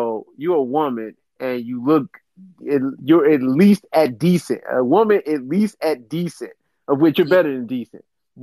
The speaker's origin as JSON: {"language": "English", "town": "Detroit", "region": "Michigan", "country": "United States", "tie": "born or raised there", "said": "I was raised in Detroit hospitality."}